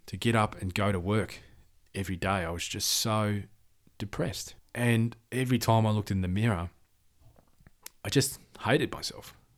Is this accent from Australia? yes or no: yes; Perth, Western Australia, Australia; I was born in Perth, Western Australia.